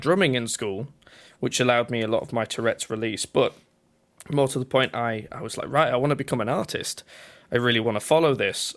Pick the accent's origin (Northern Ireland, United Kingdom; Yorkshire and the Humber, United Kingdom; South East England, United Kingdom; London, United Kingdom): Yorkshire and the Humber, United Kingdom; I'm from a place in England called Yorkshire, at least that's where I was born